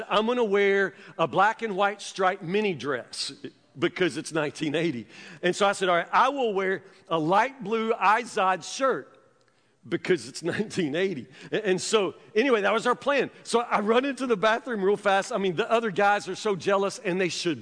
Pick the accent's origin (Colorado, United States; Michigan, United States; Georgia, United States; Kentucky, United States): Kentucky, United States; Woodburn; also born or lived in Louisville, Kentucky; I grew up in the South